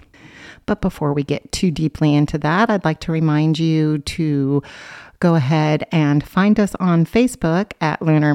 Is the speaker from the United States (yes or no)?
yes; Oregon, United States; when I grew up on the other side of the mountains in Oregon